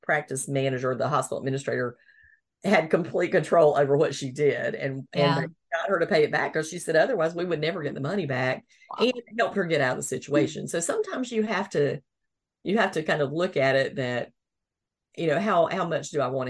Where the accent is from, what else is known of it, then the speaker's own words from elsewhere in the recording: the South, United States; growing up in the South